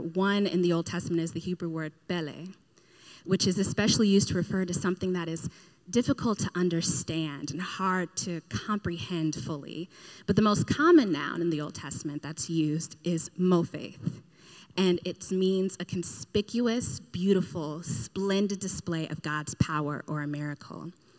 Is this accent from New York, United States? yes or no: no; Pittsburgh, Pennsylvania, United States; I consider Pittsburgh my hometown, though. And because I'm from Pittsburgh, I mean, I'm up in this heathenish Patriots territory